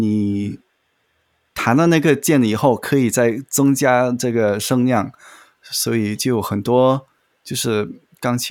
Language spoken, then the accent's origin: Chinese; Malaysia; also born or lived in Beijing, China; 我是马来西亚长大的，但是我小时候有住过北京